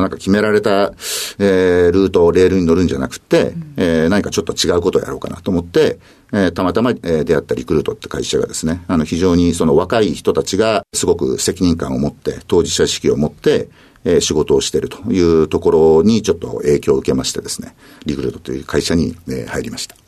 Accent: Matsue, Shimane, Japan; moved away as an adult; 島根県松江市というところです

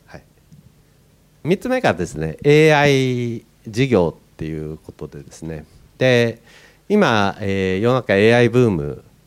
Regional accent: Niigata, Japan; moved away; 私新潟出身なんですね。

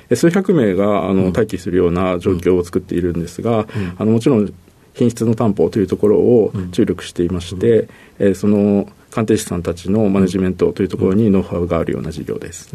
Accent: Tama area, Tokyo, Japan; 東京なんですが、はい、えっ、と、多摩地区です

